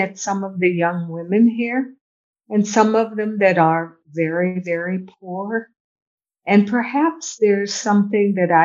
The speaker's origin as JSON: {"language": "English", "country": "United States", "also_born_or_lived": "Morro Bay", "moved": "as an adult", "lives_now": "Jamaica", "said": "being a spoiled American"}